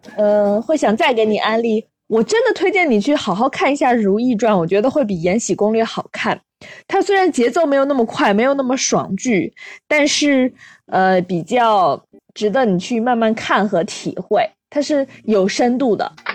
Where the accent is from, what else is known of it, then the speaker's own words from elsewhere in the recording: Inner Mongolia, China; 毕竟我们都是内蒙古人嘛